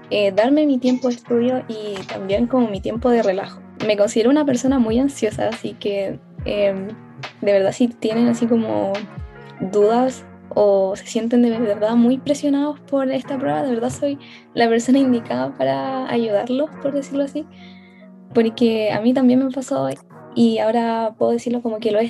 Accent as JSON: {"language": "Spanish", "town": "Puente Alto", "region": "Santiago Metropolitan Region", "country": "Chile", "said": "Eh, yo soy de Santiago, de la comuna de Puente Alto."}